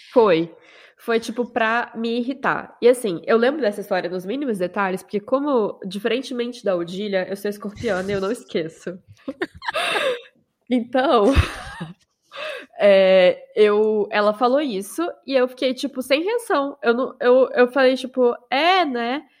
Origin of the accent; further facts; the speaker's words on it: Mato Grosso do Sul, Brazil; moved away as an adult; also born or lived in Rio de Janeiro, Brazil; now in France; Eu sou do Mato Grosso do Sul, mas eu passei a minha vida adulta, a maior parte da minha vida adulta